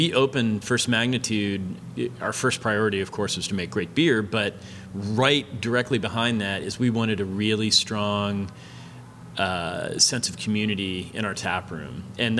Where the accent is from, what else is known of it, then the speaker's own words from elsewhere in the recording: Lakeland, Florida, United States; moved away as an adult; also born or lived in Tampa, Florida; now in Gainesville, United States; growing up in Lakeland, it was just, you know, chains and franchise places